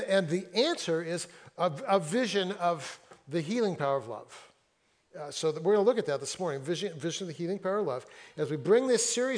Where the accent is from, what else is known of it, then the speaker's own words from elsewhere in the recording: Fresno, California, United States; now in Seattle, United States; I grew up in Fresno, where like 105, 110